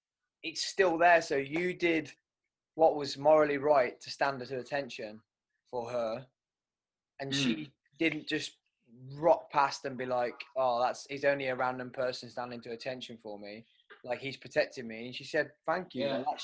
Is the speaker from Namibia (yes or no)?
no; United Kingdom; obviously we joke about it, and as the British, that's what we do.